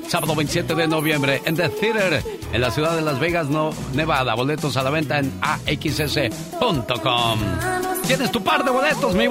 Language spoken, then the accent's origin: Spanish; Sinaloa, Mexico; moved away; la güera de Sinaloa, porque un día salí de Sinaloa, pero Sinaloa nunca salió de mí.